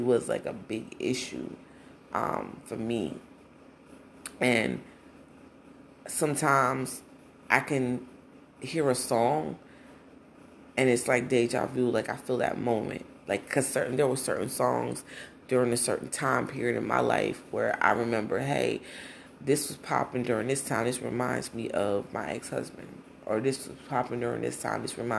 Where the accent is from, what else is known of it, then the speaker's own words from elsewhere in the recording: Brownsville, New Jersey, United States; also born or lived in Newark; I was born in Newark, but I was raised in Brownsville, New Jersey.